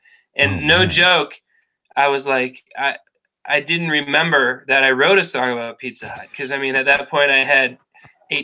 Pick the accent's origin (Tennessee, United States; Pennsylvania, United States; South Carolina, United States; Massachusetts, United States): Massachusetts, United States; coast just north of Boston; also born or lived in Rhode Island / New Hampshire; grew up here, dude, for sure.